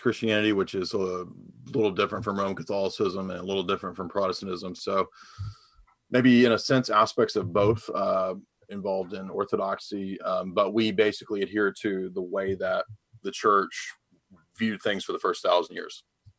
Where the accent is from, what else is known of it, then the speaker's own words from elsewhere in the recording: Tennessee, United States; Outside Nashville, yep.